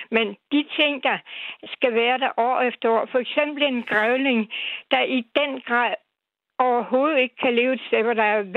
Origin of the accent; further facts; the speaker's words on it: Odense, Southern Denmark, Denmark; now in Fredensborg, Denmark; Og jeg er født i Odense, og jeg har gennemsøgt, Jeg kender alle skovene og stederne, der var dengang uh, i 1935, da jeg blev født i Odense.